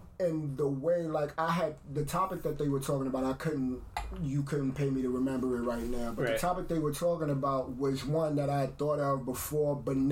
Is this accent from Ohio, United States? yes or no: no; New York, United States; I'm from New York